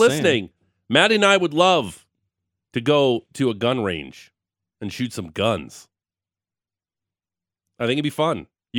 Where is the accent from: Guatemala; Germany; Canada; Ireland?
Canada; Niagara Falls, Ontario; I'm from Niagara Falls.